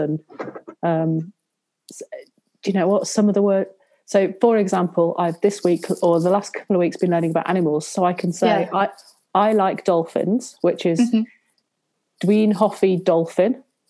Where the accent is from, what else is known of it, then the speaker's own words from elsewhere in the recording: Worcestershire, West Midlands, United Kingdom; now in Scotland, United Kingdom; my accent is not Scottish, well spotted. My parents, my family all live down in the Midlands in Worcestershire.